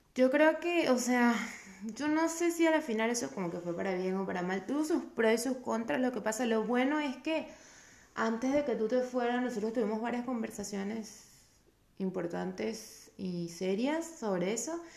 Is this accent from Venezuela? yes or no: yes; Venezuela; moved away; venimos de Venezuela